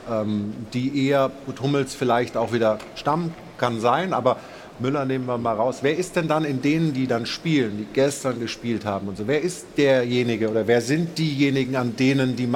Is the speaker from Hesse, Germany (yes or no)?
no; Munich, Bavaria, Germany